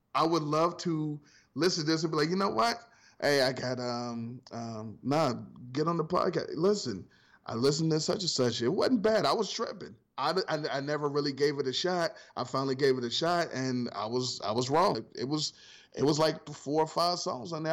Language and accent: English; Ohio, United States; From Ohio